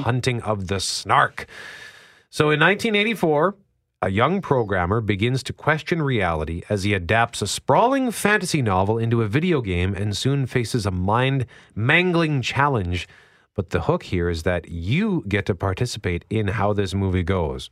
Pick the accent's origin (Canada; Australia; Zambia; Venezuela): Canada; Winnipeg, Manitoba; never lived anywhere but Winnipeg